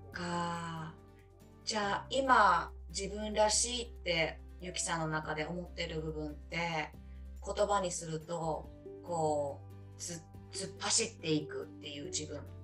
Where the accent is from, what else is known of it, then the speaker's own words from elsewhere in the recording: Japan; moved away as an adult; now in Canada; 本当19歳まで日本にいて